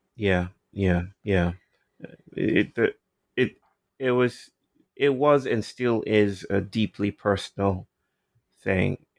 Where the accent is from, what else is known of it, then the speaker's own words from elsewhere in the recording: Nigeria; moved away; I'm from Nigeria